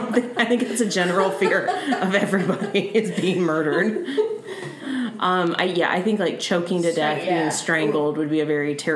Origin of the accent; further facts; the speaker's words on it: South Carolina, United States; moved away; also born or lived in Virginia / Massachusetts; And I was born in South Carolina.